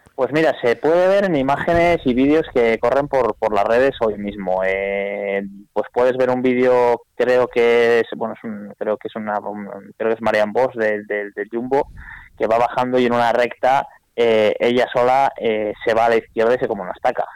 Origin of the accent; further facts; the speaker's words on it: Vitoria-Gasteiz, Basque Country, Spain; moved away; soy de Vitoria, he vivido ahí 40 años